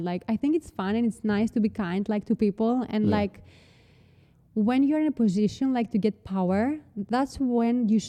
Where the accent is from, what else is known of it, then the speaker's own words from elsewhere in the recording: Patras, West Greece, Greece; English is a second language; moved away as an adult; also born or lived in New York, United States; now in Athens, Greece; I was like from Patras and my business like school was there